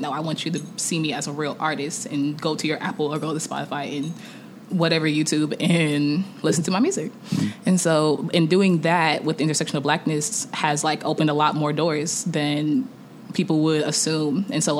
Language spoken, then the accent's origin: English; Nigeria; I'm Nigerian, so like it comes from me just always listening to traditional music and Afrobeat